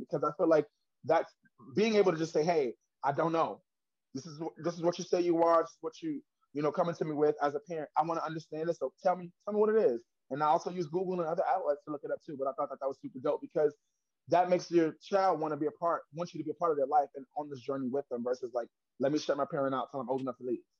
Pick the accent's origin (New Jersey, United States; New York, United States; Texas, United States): New York, United States; I'm from Harlem, New York.